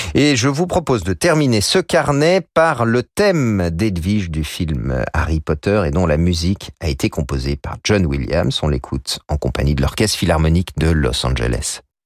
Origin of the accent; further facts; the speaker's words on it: France; chez nous en France